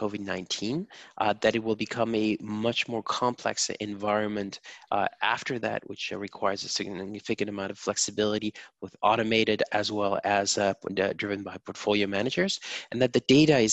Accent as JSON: {"language": "English", "country": "Germany", "accent": "German", "said": "my German accent"}